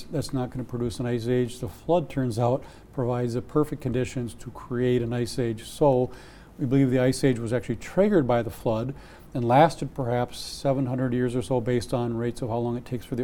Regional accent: Wisconsin, United States; I'm from Wisconsin.

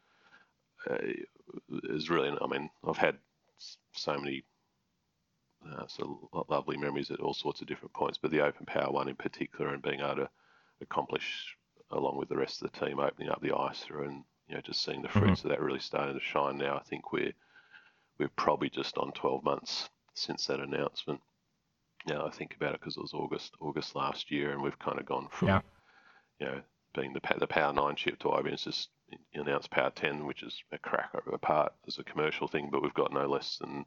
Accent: Canberra, Australian Capital Territory, Australia; my hometown in Canberra

